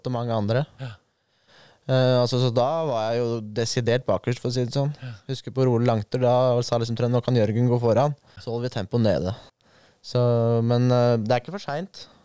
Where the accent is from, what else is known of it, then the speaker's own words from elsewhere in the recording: Lier, Buskerud, Norway; jeg er jo født og oppvokst i Lier